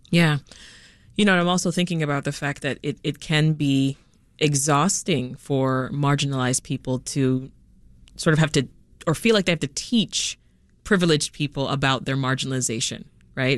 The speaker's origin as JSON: {"language": "English", "town": "Toronto", "region": "Ontario", "country": "Canada", "tie": "born or raised there", "also_born_or_lived": "Jamaica", "said": "I spent the, the next part of my life growing up in Toronto, Canada. When we left Jamaica, that's where we went"}